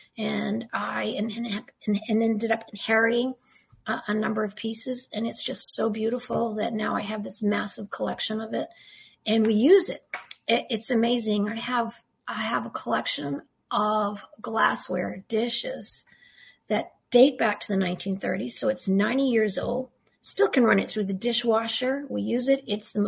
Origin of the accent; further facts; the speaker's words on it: Canada; first language French; English is a second language; First of all, English is not my first language. I'm French Canadian, so I spoke French for my first 5 years.